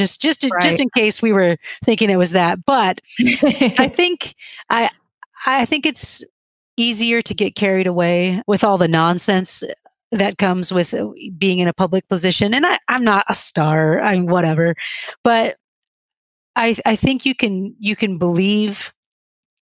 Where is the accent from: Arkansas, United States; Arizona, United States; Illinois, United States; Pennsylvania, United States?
Illinois, United States; Chicago; moved away as an adult; also born or lived in Germany; I'm from Chicago.